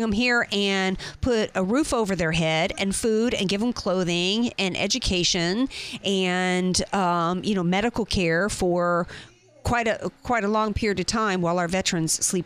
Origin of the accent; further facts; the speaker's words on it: United States; I don't identify with anything of my ancestry because, you know what, I was born here